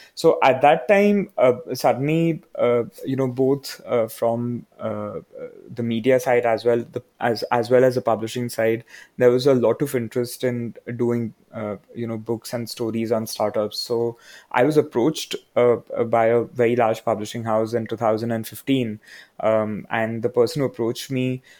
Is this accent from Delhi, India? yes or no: no; Mumbai, Maharashtra, India; now in Bangalore, India; I'm from Bombay